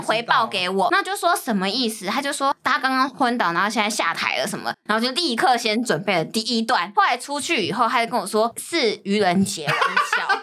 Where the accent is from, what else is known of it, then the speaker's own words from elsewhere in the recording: Taoyuan, Taiwan; moved away; 因为我是桃园人嘛